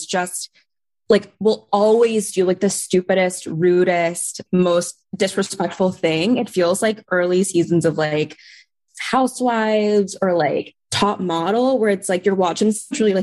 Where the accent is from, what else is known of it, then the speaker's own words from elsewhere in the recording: Tulsa, Oklahoma, United States; moved away; I'm from Oklahoma. I grew up in Tulsa, Oklahoma